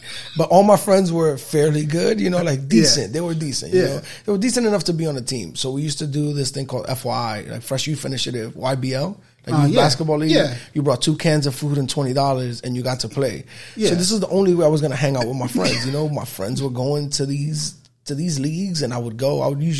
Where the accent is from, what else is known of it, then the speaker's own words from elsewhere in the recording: New York City, New York, United States; I was born and raised on 168th Street between Audubon and Amsterdam